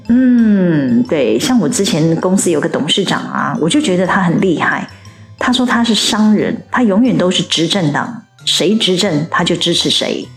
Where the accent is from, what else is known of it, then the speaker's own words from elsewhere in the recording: Taiwan; 我们台湾人